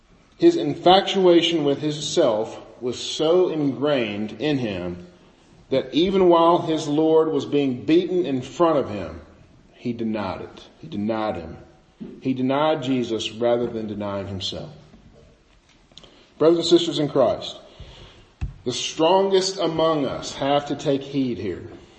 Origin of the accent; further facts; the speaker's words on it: Bootheel of Missouri, United States; I grew up in the Boot Hill of Missouri, right on the river, and we just sounded different than people from, say, Jefferson City, Missouri